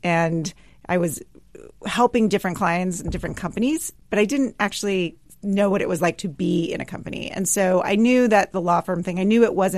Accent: Sugar Land, Texas, United States; I grew up in Sugar Land, Texas

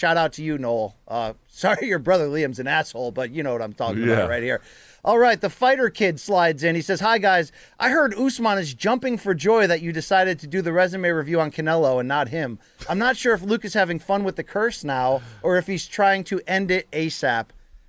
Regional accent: Australia; You make my Tuesdays, Thursdays, and Saturdays because I'm from Australia

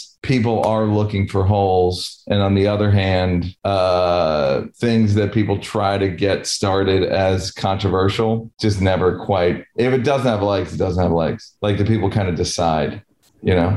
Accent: New York, United States; now in Venice, California, United States; I'm from New York

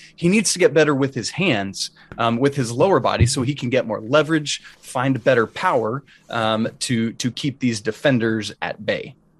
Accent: Atlanta, Georgia, United States; I grew up in Atlanta

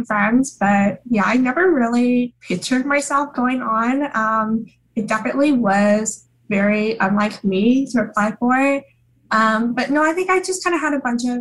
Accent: Oregon, United States; moved away as an adult; now in New York, United States; I'm from Oregon, but I'm in New York

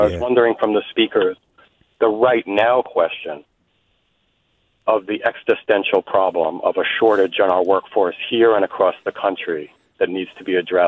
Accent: San Francisco, California, United States; from San Francisco, and I'm a social worker.

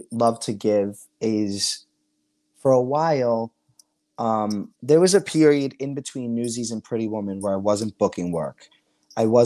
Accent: New York City, New York, United States; accent: Staten Island

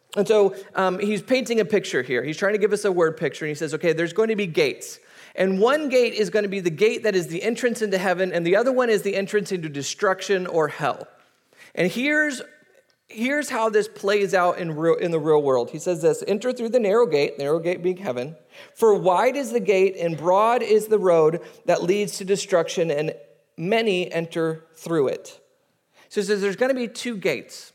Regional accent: United States; we kind of as American society

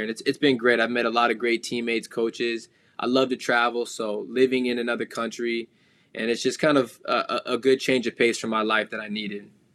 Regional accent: the Valley, Arizona, United States; moved away as an adult; now in Toronto, Canada; growing up in the Valley, I played Pop Warner

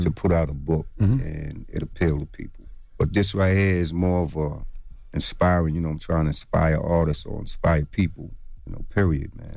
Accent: Long Island, New York, United States; I'm from Long Island

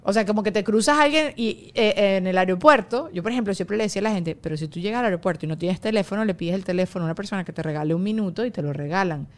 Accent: Venezuela; now in United States; yo siendo venezolana

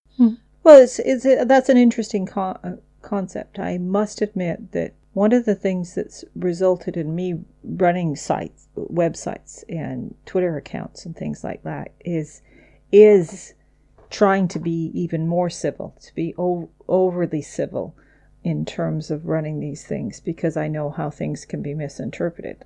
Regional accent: United Kingdom; we are British

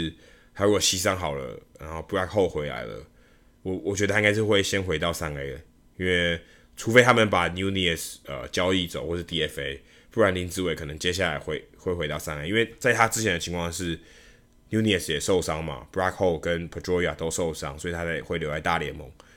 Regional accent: Taiwan; 我说：“哦，当然，我们台湾人，我们台湾的记者，所以我们当然都知道他两个是台湾人。”

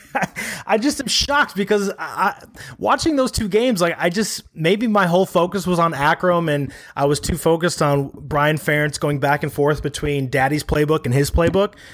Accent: Chicago, Illinois, United States; I'm a Chicagoan. We add extra S's and N's on things. I think half the city still calls Mitch Trubisky Trubinski, so it's not my fault. It's how I was raised.

